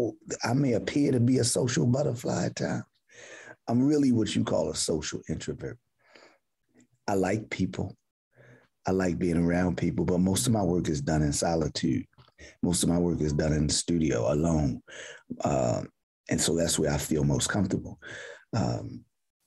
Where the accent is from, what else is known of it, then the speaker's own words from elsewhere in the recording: Baltimore, Maryland, United States; So I'm from Baltimore, West Baltimore to be specific